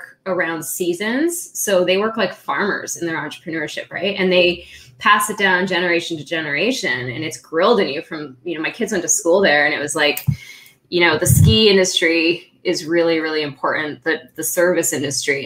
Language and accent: English; California, United States; also born or lived in Austria / San Diego; I was born in Austria and I grew up in California